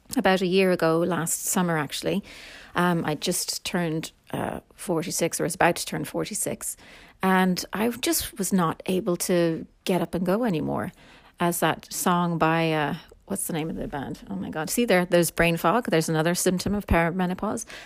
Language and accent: English; Ireland; I am Irish